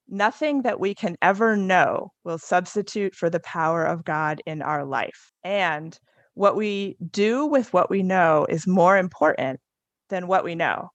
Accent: New Jersey, United States; moved away; also born or lived in North Carolina / Indiana; I grew up in New Jersey

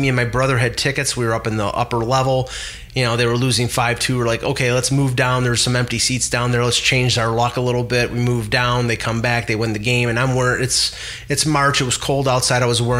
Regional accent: Buffalo, New York, United States; also born or lived in Cheektowaga; I'm from Buffalo

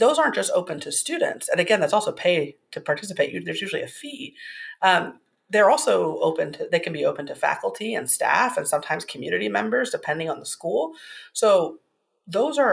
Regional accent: Indiana, United States; my home state of Indiana

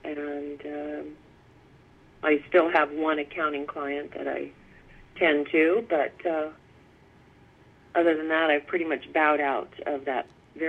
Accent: Fairbanks, Alaska, United States; also born or lived in California / Massachusetts; Well, I grew up a few years in California. My father was in the Air Force. And then shortly after that, California, we moved to Massachusetts. And then we moved to Fairbanks, Alaska for many, many yea

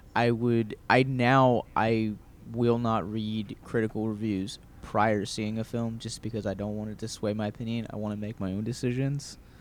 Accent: Baltimore, Maryland, United States; moved away; growing up in Baltimore

